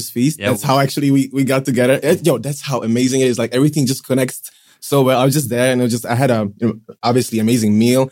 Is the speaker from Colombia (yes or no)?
no; Prague, Czechia; also born or lived in Pilsen; Like I'm living in Prague since I was four. Like growing up in Prague